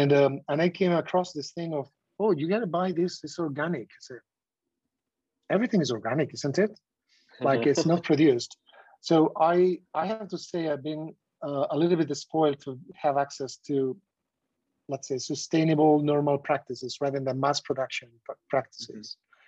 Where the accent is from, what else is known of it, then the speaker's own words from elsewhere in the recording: southwest Spain, Spain; I come from the Southwest Spain, where I used to go to the market, local market